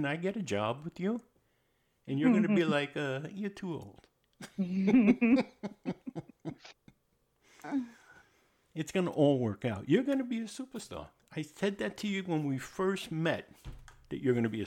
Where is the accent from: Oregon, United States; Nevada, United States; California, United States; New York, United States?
New York, United States; I'm from New York.